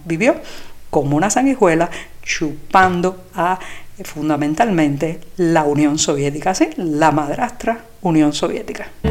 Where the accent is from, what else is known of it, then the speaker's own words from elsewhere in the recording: Cuba; como los cubanos hemos vivido de crisis en crisis